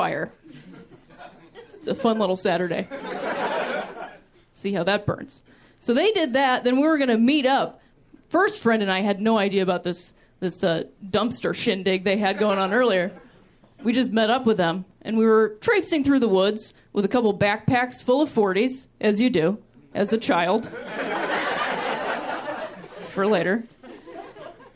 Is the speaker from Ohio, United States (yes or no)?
yes; Ohio, United States; I grew up in Ohio, which I like to call the thinking man's Indiana